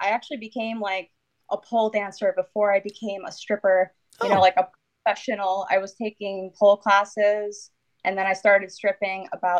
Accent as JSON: {"language": "English", "region": "Connecticut", "country": "United States", "said": "So I'm from Connecticut. And for those of you that don't know, it's basically a tiny little state in between New York and Massachusetts."}